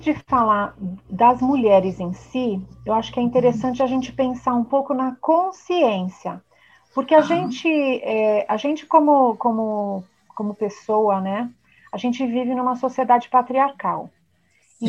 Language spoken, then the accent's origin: Portuguese; São Paulo, Brazil; sou aqui de São Paulo